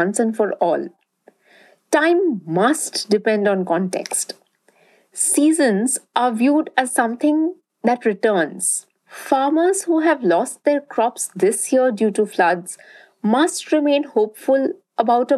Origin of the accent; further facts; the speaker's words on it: Durgapur, West Bengal, India; where I grew up, in Durgapur, a small town in eastern India.